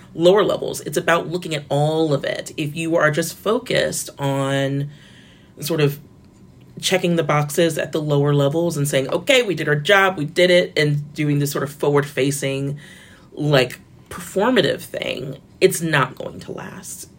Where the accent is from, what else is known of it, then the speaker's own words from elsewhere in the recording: Florida, United States; I'm from Florida